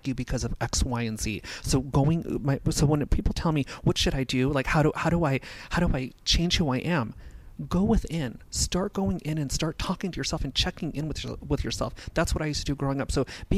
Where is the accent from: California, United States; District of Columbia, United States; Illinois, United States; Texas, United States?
California, United States; Los Angeles; also born or lived in Simi Valley, California; I was born and raised in North Hollywood